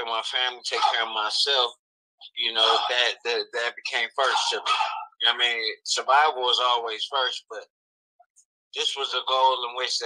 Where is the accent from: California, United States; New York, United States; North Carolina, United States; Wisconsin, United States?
California, United States; Southern; moved away as an adult; also born or lived in Kansas City, Missouri / Compton / Palmdale; now in Las Vegas, United States; I was born in Kansas City, Missouri, raised in California. From Compton to Palmdale to the Valley, like Southern Cali is my house, my home